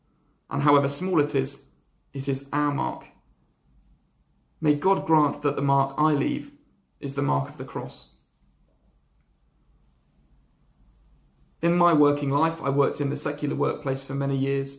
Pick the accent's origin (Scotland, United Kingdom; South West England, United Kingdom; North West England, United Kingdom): South West England, United Kingdom; Lyme Regis; I grew up in Lyme Regis, a little seaside town in Dorset